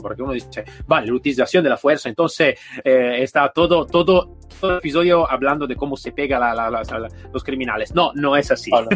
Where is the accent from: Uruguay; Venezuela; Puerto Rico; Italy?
Italy; Spanish is a second language; now in Spain; yo soy italiano, vivo aquí en España